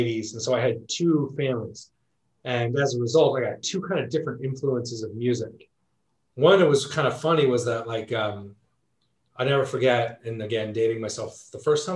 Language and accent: English; Southern California, United States; growing up in Southern California